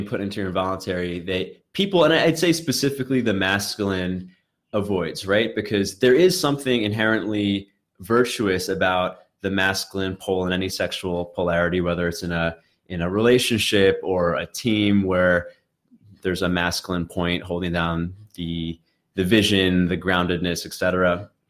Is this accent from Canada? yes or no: no; Brooklyn, New York, United States; like I grew up in Brooklyn where there's many different subcultures that mix together. And I don't know how else to put it, but like, I was a very nerdy kid, Asian kid, whatever.